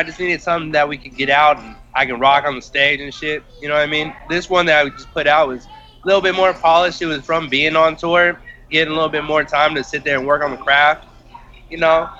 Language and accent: English; Hayward, California, United States; also born or lived in San Lorenzo, California; I'm straight from Hayward, California, San Lorenzo, West Coast.